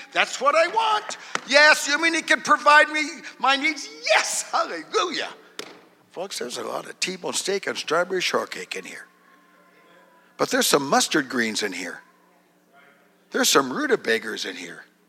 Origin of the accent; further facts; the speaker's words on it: Duluth, Minnesota, United States; I was born in Duluth, Minnesota